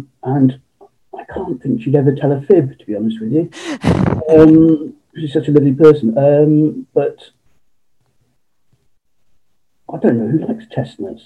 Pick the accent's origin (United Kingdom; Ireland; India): United Kingdom; Cheltenham, South West England; born and bred in Cheltenham in Gloucestershire